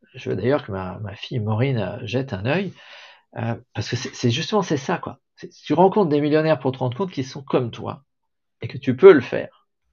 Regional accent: France

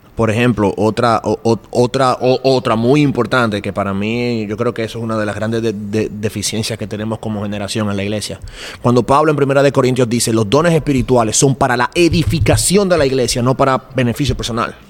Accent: Dominican Republic; soy de República Dominicana

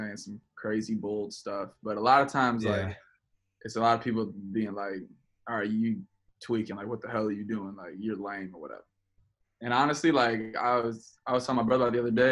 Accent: Chicago, Illinois, United States; I'm from Chicago

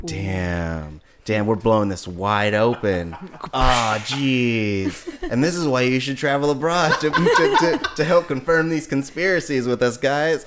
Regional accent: Hayward, California, United States; moved away; also born or lived in East Menlo Park / San Francisco; I'm originally from Hayward

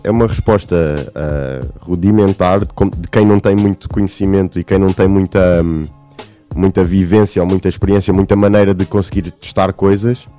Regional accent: Portugal

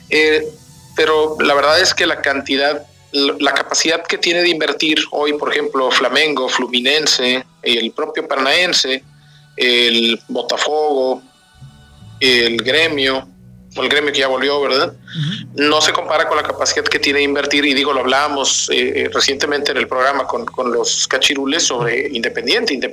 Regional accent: Mexico

